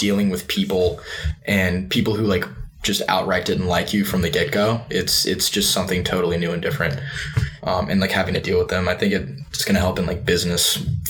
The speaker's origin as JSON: {"language": "English", "region": "the South", "country": "United States", "also_born_or_lived": "Pennsylvania", "moved": "as an adult", "said": "I did live the South. I'm originally from the South, and I consider myself a Southerner."}